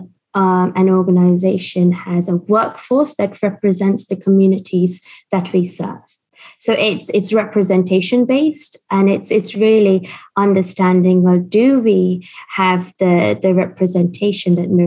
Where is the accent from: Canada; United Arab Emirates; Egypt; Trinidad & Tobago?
United Arab Emirates; Dubai; now in United Kingdom; I grew up in Dubai. I'm Indian and I have a Portuguese passport.